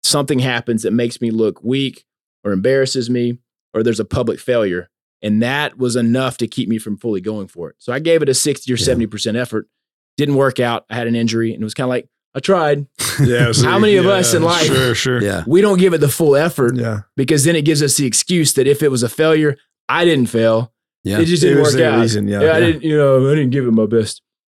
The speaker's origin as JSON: {"language": "English", "region": "Louisiana", "country": "United States", "said": "So I'm Cajun, man. I got that Cajun."}